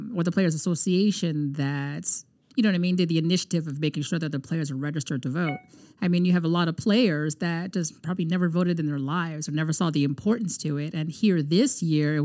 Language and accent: English; Canada; we're Canadian citizens